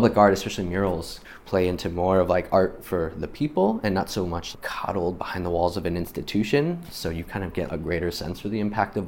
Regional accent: New York, United States; moved away as an adult; now in Portland, United States; I am from New York, where I was raised, grew up, and moved out here to Portland about 15 years

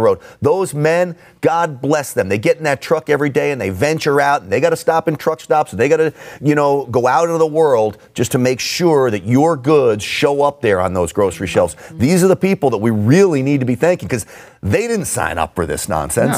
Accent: New York City, New York, United States; I grew up in and around New York City

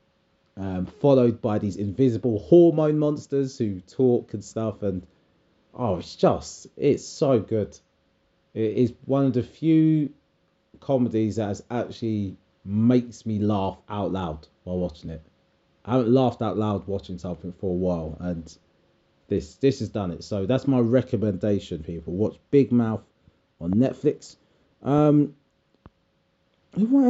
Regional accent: United Kingdom; We're British

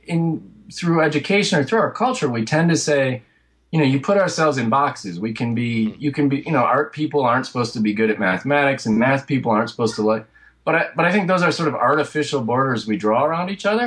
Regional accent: rural Michigan, United States; moved away as an adult; also born or lived in Detroit, United States; now in New York, United States; I'm from Michigan, from rural Michigan, and then eventually I spent about a decade in Detroit before coming out to New York

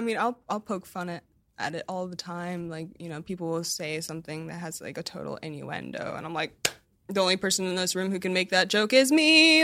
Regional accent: United States; as an American

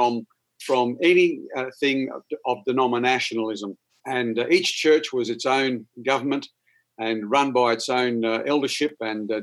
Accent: Toowoomba, Queensland, Australia; accent: Aussie; as you can gather by my accent, I am an Aussie, and I grew up in a beautiful town in Queensland called Toowoomba.

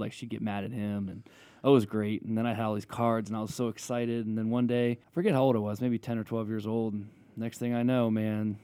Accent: Maryland, United States; I grew up in Maryland

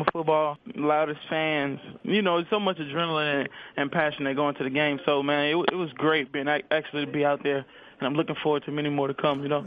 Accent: Baton Rouge, Louisiana, United States; I was born in Baton Rouge, Louisiana

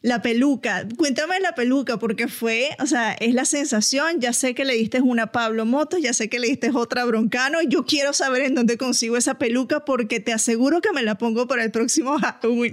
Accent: Venezuela; yo soy caribeña, soy venezolana

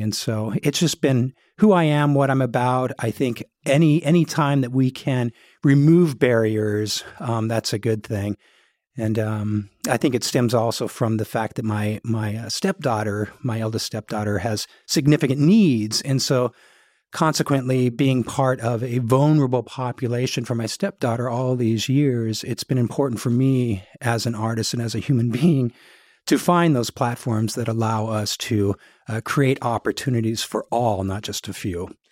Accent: Portland, Oregon, United States; moved away as an adult; also born or lived in New Jersey; my hometown of Portland

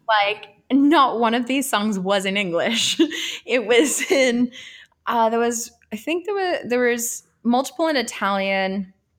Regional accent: Australia; moved away as an adult; also born or lived in Italy; now in United States; I am Australian and I, I grew up there.

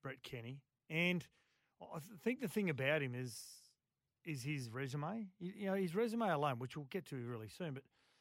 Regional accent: Queensland, Australia; as a Queenslander

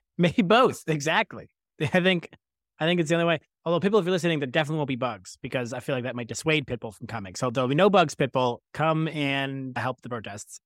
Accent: Scarborough, Ontario, Canada; I'm born and raised in Scarborough.

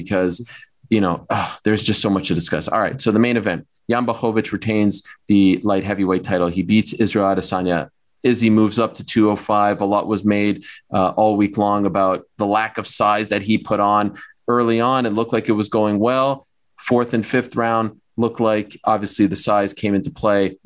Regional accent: Canada; I'm from Canada

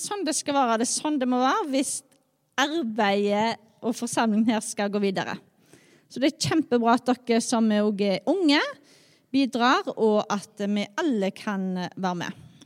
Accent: Skjold, Rogaland, Norway; jeg er oppvokst i Skjold

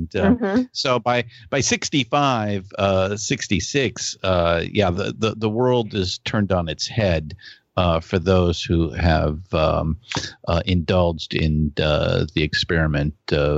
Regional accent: California, United States; both Shelly and I are born and raised in California.

